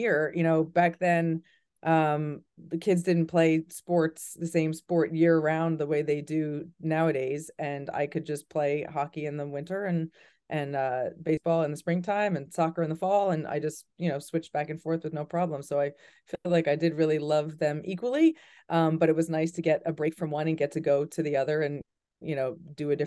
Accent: New Jersey, United States; also born or lived in North Carolina; I was the captain of the boys varsity team at my high school in New Jersey

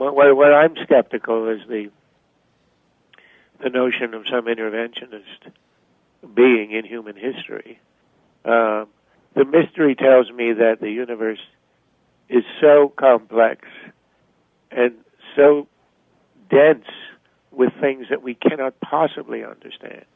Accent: Montreal, Quebec, Canada; now in United States; I grew up in Canada. I mean, born in the U.S., but my family moved to Canada when I was five. So I grew up in Montreal.

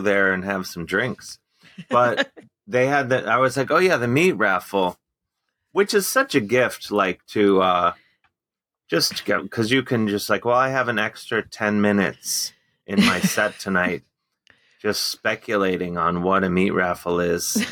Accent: Cleveland, Ohio, United States; growing up in Cleveland

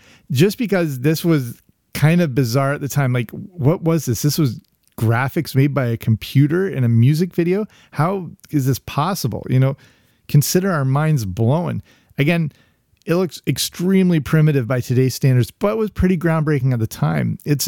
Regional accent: England, United Kingdom; also born or lived in Canada; I grew up in England, between Canada and England. So as many of my childhood memories are based in England as they are in North America.

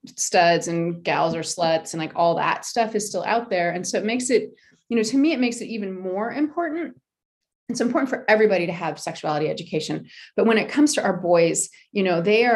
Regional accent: United States; I'm American

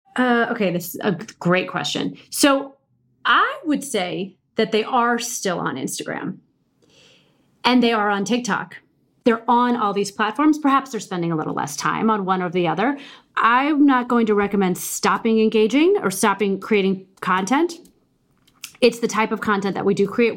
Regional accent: Midwest, United States; I'm from the Midwest

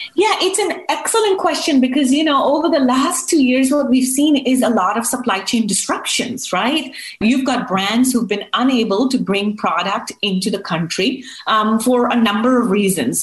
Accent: United States; We as Americans

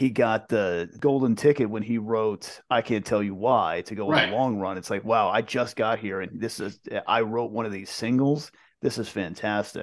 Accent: East Coast, United States; growing up on the East Coast

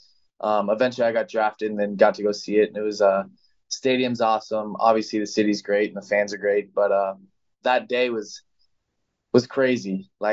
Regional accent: California, United States; I'm from California

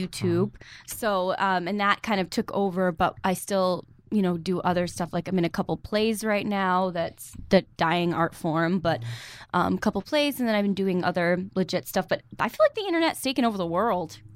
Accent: New York, United States; I'm from New York

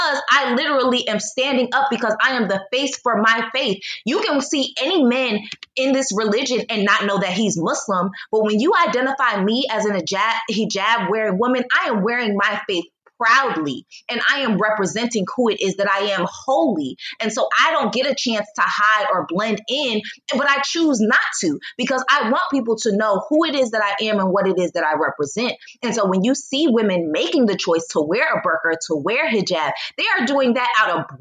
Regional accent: United States; also born or lived in Poland / China / Egypt; now in Mexico; Although I am a Black American, I still am an American

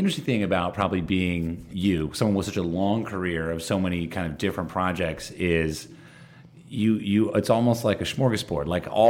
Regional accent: East Coast, United States; I grew up on the East Coast

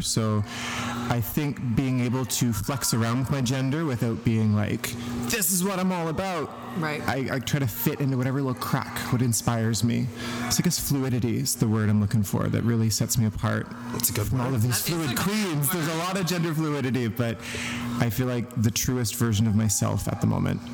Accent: a small town outside of Truro, Nova Scotia, Canada; moved away as an adult; also born or lived in Whitehorse, Yukon; now in Vancouver, Canada; I'm from Nova Scotia

